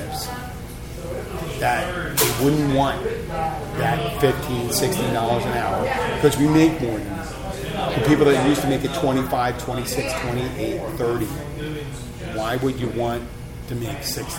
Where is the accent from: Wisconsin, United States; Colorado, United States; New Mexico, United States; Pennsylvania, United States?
Pennsylvania, United States; Philadelphia; now in Key Largo, United States; I'm from Philadelphia